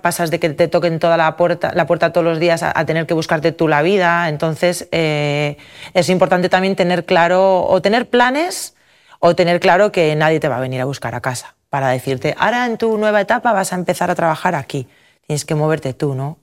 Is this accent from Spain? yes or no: yes; Amurrio, Basque Country, Spain; moved away as an adult; also born or lived in San Sebastián / Valencia / Estella / Denmark; en Amurrio, en el pueblo de donde yo soy